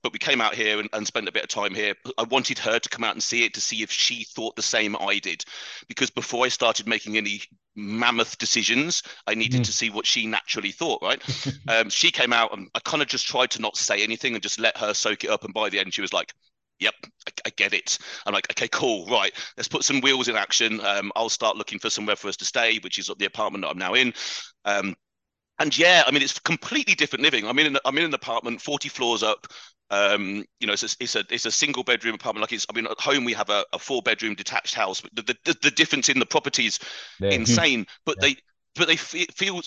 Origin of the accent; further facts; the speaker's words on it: United Kingdom; accent: British; also born or lived in Dubai; British accent is absolutely correct. That's uh, that's where I'm from.